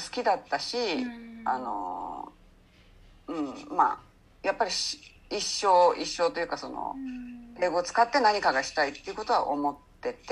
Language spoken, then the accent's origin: Japanese; Hasuda, Saitama, Japan; moved away as an adult; now in San Diego, United States; ちょうど13歳の時に私埼玉なんですよね。えええ埼玉の蓮田ってとこに住んでたんですけど、